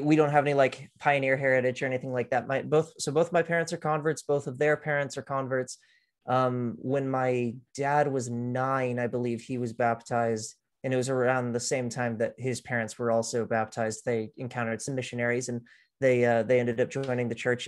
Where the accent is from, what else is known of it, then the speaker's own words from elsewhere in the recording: Austin, Texas, United States; also born or lived in Houston, Texas; at the age of two, though, I moved with my family up to Austin, and that's where I was raised, essentially